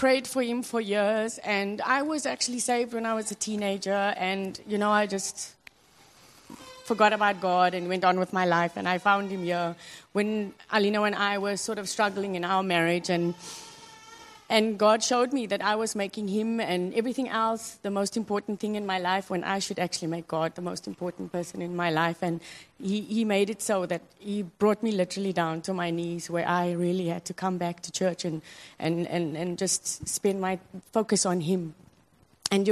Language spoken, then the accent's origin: English; South Africa; moved away as an adult; now in Hong Kong; I'm from South Africa, and my husband's from Cameroon, and we met here in Hong Kong